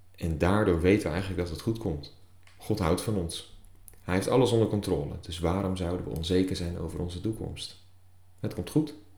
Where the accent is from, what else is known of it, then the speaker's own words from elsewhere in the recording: Netherlands; als Nederlanders